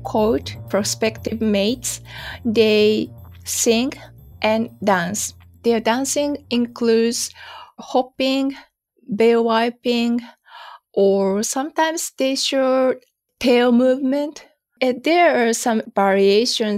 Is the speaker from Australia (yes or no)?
no; Yokohama, Kanagawa, Japan; moved away as an adult; also born or lived in Yokosuka / Tokyo / Hokkaido; I was born in Yokosuka, and I went to a high school in Yokohama